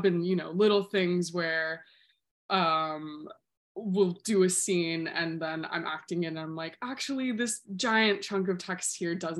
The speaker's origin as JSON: {"language": "English", "town": "Tallahassee", "region": "Florida", "country": "United States", "tie": "born or raised there", "also_born_or_lived": "West Palm Beach / Gainesville", "moved": "as an adult", "lives_now": "New York, United States", "said": "I was born in West Palm Beach, but I grew up in Tallahassee"}